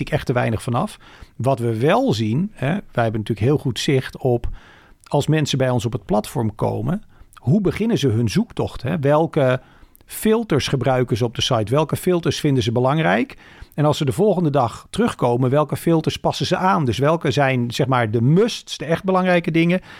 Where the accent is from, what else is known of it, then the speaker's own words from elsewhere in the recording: Woerden, Utrecht, Netherlands; Ik ben opgegroeid in Woerden, dat is vlakbij